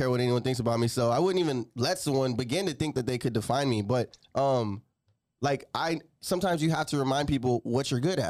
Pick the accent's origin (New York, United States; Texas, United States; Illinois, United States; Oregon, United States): Texas, United States; San Antonio; I'm from San Antonio.